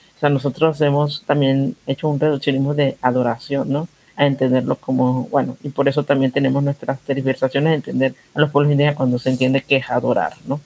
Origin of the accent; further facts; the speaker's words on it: Panama; somos panameños colombianos